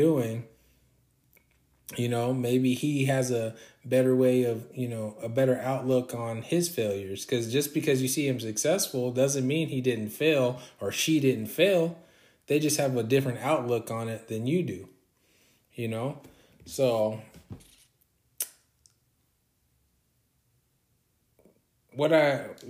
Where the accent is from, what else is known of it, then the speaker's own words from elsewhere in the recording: Orange County, California, United States; I'm from California, Orange County, California to be exact